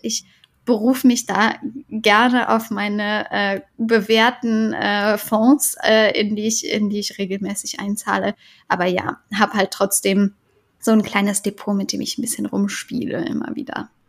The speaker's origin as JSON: {"language": "German", "town": "Cologne", "region": "North Rhine-Westphalia", "country": "Germany", "tie": "born or raised there", "said": "Ich bin in Köln geboren"}